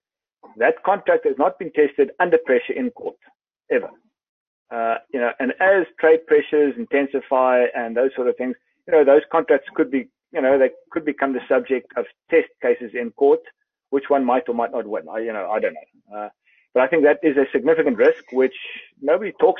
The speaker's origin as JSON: {"language": "English", "country": "South Africa"}